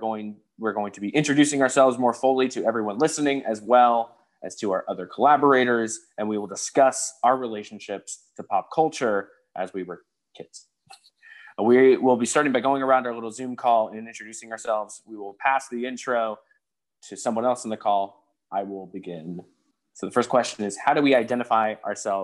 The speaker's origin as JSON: {"language": "English", "town": "Mount Vernon", "region": "Ohio", "country": "United States", "tie": "born or raised there", "moved": "yes", "lives_now": "New York City, United States", "said": "I'm originally from Mount Vernon, Ohio"}